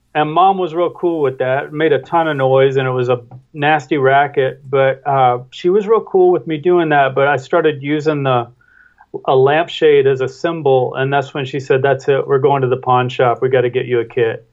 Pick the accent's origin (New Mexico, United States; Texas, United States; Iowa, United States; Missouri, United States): Missouri, United States; Kennett; I come from a small town called Kennett, Missouri, which is just across and up the Mississippi River sure. from Memphis